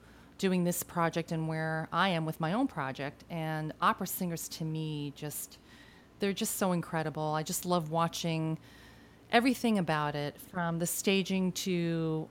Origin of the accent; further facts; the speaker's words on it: Argentina; I was born in Argentina, so I speak Spanish